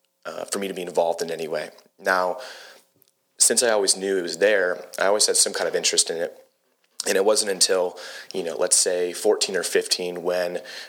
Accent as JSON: {"language": "English", "town": "Huntington Beach", "region": "California", "country": "United States", "tie": "born or raised there", "also_born_or_lived": "San Diego, California", "moved": "as an adult", "lives_now": "Lexington, United States", "said": "born and raised in Huntington."}